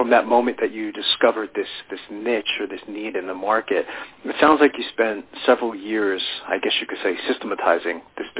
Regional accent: New York, United States; born there; now in Pennsylvania, United States; I was born in New York, and so I don't even have to ask you how the weather is there today because I'm in Pennsylvania.

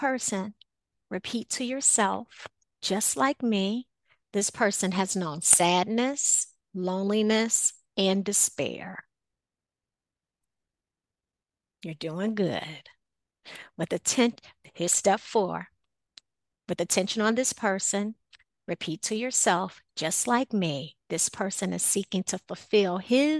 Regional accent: Chicago, Illinois, United States; growing up in Chicago, on the south side of Chicago, a lot of times, although, you know, my home, was in a community where I wasn't necessarily afraid to go outside.

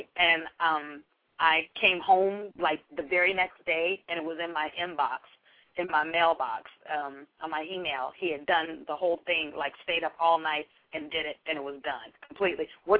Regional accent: Berkeley, California, United States; I'm from Berkeley, California. It's very liberal, very question authority sort of place to live

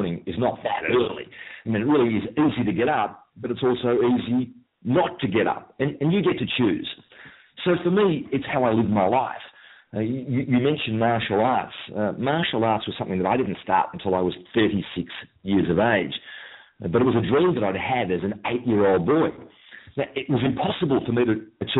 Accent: Melbourne, Victoria, Australia; I'm from Melbourne, Australia.

